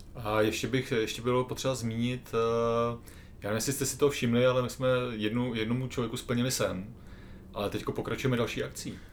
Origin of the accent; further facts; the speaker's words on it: Czechia; jsme z České republiky